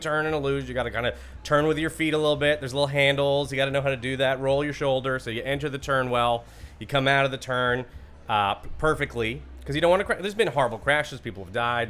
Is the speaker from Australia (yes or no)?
no; Alberta, Canada; I grew up in Alberta